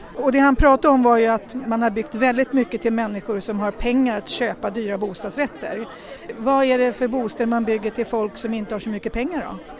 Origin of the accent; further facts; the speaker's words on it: Tyresö, Stockholm County, Sweden; Jag kommer från Tyresö och vi har inget utanförskapsområde ännu